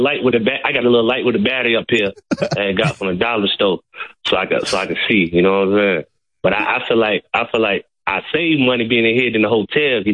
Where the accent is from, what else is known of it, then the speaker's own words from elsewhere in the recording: Virginia, United States; accent: country; I'm from Virginia